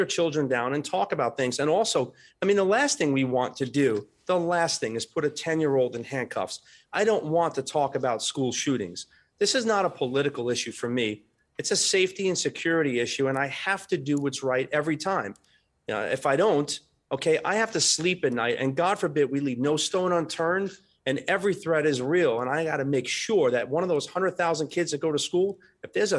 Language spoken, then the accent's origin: English; New York, United States; now in Florida, United States; my hometown in New York, Chicago.